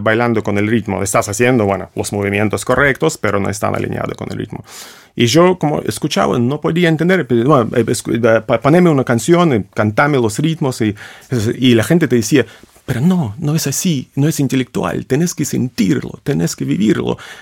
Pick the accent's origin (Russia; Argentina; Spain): Russia; Spanish is a second language; moved away; un ruso